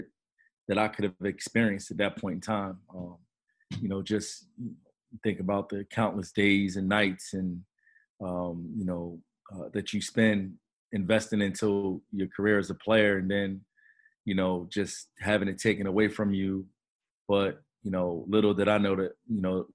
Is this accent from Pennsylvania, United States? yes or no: yes; Philadelphia, Pennsylvania, United States; I am from Philadelphia, so to have the opportunity to be a head coach in my hometown is a blessing